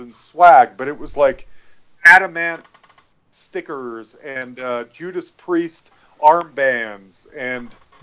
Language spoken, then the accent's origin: English; Salt Lake City, Utah, United States; there was a mall near my house growing up in Salt Lake City, Utah